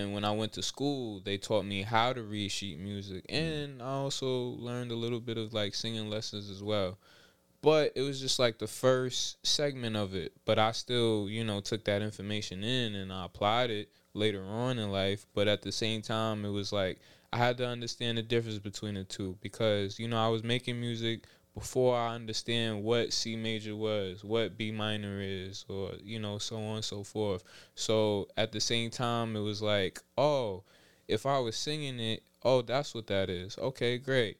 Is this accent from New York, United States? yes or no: yes; New York City, New York, United States; I'm from Southside, Jamaica, Queens. Rochdale to be exact